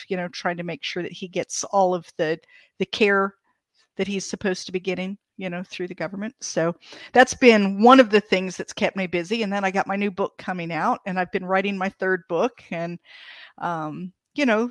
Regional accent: Ohio, United States; I grew up in Ohio in a very Germanic area

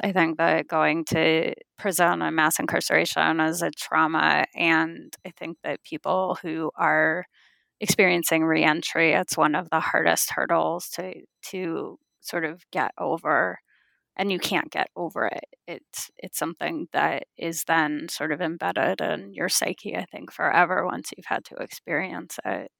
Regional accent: California, United States; I was born and raised in California

